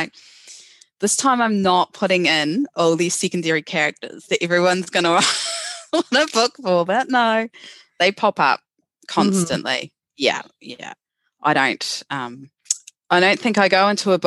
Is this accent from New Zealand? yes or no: yes; New Zealand